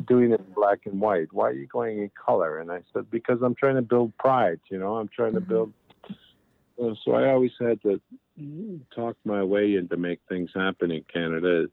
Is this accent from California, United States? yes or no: no; Buffalo, New York, United States; moved away; also born or lived in Niagara Falls; growing up in Niagara Falls and Buffalo in the school system